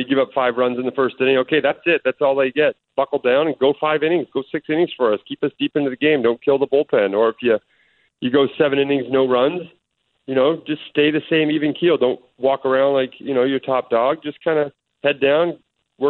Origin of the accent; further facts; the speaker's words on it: Canada; also born or lived in Oklahoma State; being a Canadian, growing up watching them